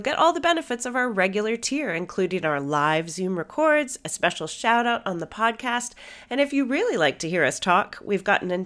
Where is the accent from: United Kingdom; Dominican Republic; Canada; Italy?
Canada; I'm Canadian